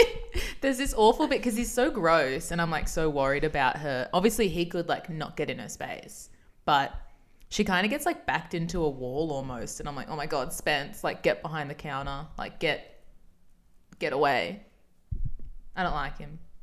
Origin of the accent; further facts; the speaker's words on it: Australia; We're Australian